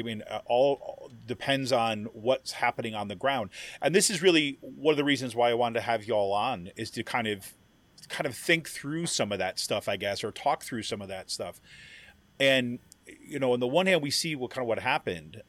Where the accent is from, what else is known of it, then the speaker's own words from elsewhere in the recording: Utica, New York, United States; also born or lived in Southwest Ohio / Washington, D.C.; now in Pennsylvania, United States; I grew up in kind of like central New York and Utica, New York